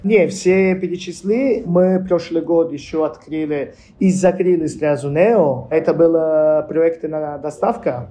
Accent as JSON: {"language": "Russian", "region": "Tuscany", "country": "Italy", "tie": "born or raised there", "also_born_or_lived": "Apulia, Italy", "second_language": "Russian", "moved": "as an adult", "lives_now": "Saint Petersburg, Russia", "said": "как семья мы из Пуля и переехали в Тоскана"}